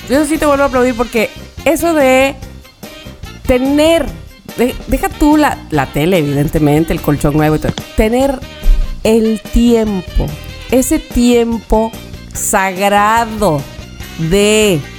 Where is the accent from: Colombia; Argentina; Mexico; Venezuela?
Mexico; Veracruz; Por favor, pero ¿de qué estamos hablando? Soy jarocha. Entonces aquí, por ejemplo, el lechero con una bomba es una cosa deliciosa.